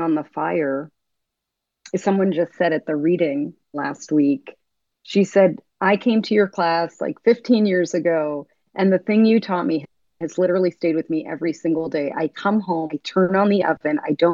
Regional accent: United States; I grew up here in America.

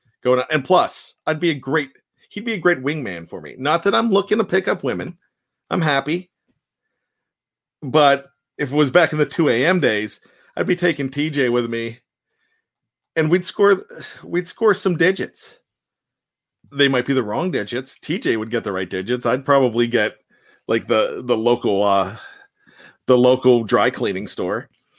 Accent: Johnstown, Pennsylvania, United States; I am from Johnstown, PA. I grew up in Johnstown, born and raised.

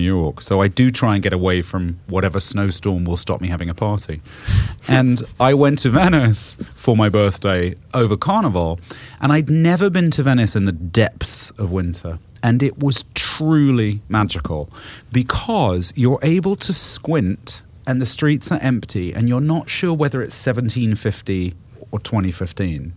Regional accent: United Kingdom; moved away; growing up in Britain, which is not snowy or as cold as Canada

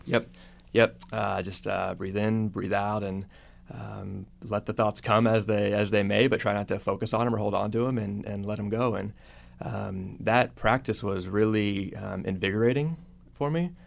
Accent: Texas, United States; moved away; I grew up in Texas

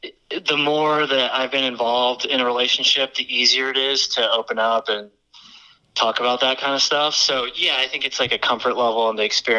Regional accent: Lincoln, Nebraska, United States; moved away as an adult; also born or lived in Colorado / Orange County, California; now in Denver, United States; I grew up in Nebraska. Spent some time in Colorado. Moved to California after college. Lived in Orange County for about 7 years.

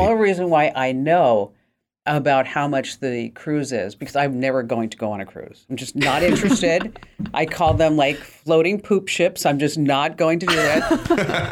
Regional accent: New Jersey, United States; I'm from New Jersey

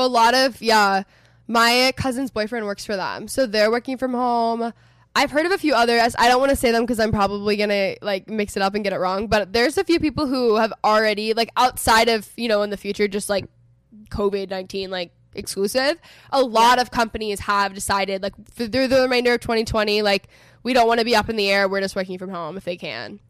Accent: Texas, United States; moved away as an adult; also born or lived in Los Angeles; I'm from Texas originally. I'm currently living in Texas. I was in LA for the past four and a half years.

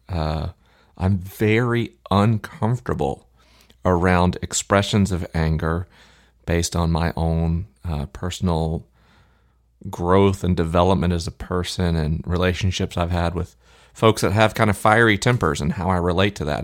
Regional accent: Tallahassee, Florida, United States; Tallahassee, my hometown

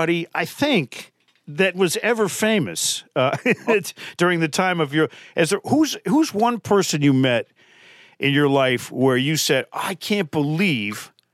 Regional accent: Connecticut, United States; I grew up in Connecticut

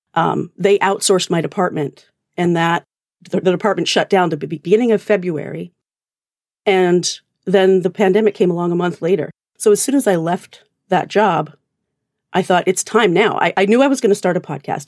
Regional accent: Alberta, Canada; accent: Canadian; now in New Jersey, United States; I'm actually originally Canadian. Um, I grew up in Alberta, but I've lived in New Jersey for the past, uh, twenty years, so it's probably a weird amalgamation.

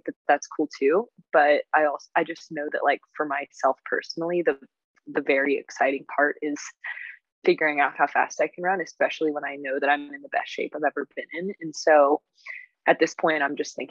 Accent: United States; as an American

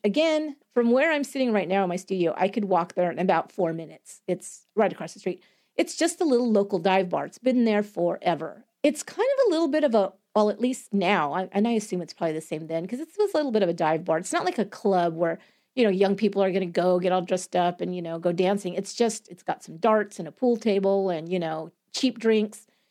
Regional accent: San Jose, California, United States; I live in San Jose, California

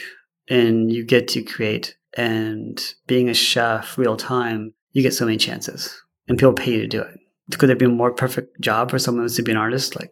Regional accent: Houston, Texas, United States; also born or lived in Sarasota, Florida; We moved to Houston when I was 10 in 1980

